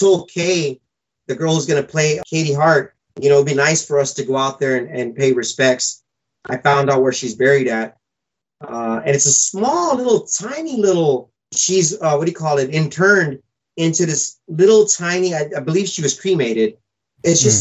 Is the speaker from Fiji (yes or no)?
yes; Fiji; I was born in Fiji Island, so I was some kind of like Fijian Indian.